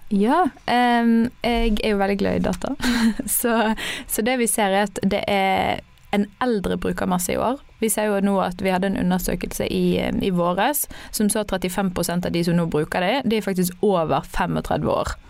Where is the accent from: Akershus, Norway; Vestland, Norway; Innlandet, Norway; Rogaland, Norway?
Vestland, Norway; Bergen; jeg er bergenser